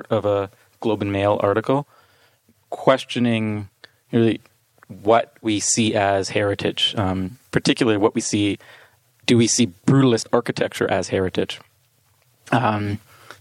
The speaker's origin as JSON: {"language": "English", "town": "Toronto", "region": "Ontario", "country": "Canada", "tie": "born or raised there", "said": "I'm an architect born and raised in Toronto, Ontario"}